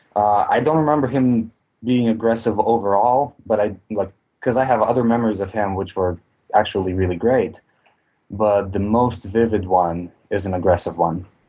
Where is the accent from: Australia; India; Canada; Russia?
Russia; moved away; I grew up in Russia